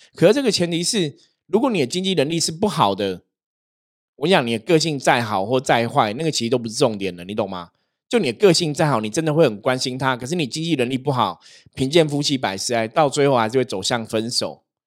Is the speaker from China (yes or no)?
no; Taiwan; 我们台湾人